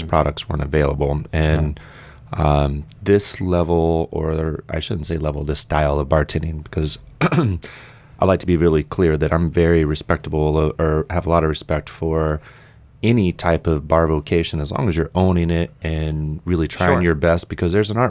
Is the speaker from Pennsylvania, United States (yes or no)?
no; Indiana, United States; moved away as an adult; originally I'm from Indiana. I was living in Indianapolis and I moved down here to go to school